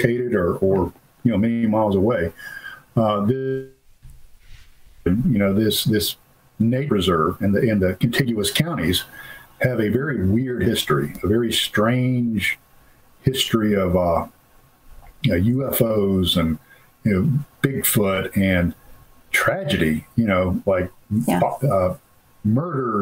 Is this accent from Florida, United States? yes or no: yes; Florida, United States; moved away; I used to hunt in the Okefenokee with my father as a child. And I'm from Florida originally